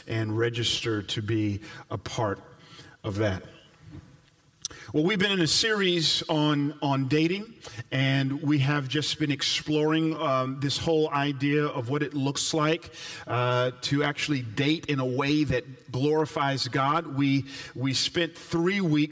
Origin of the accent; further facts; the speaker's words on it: Atlanta, Georgia, United States; as one who grew up in the South, I grew up in Atlanta